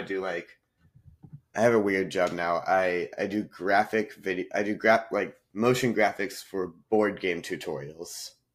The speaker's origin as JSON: {"language": "English", "region": "North Carolina", "country": "United States", "tie": "born or raised there", "also_born_or_lived": "Nashville, Tennessee", "moved": "as an adult", "said": "I grew up in North Carolina"}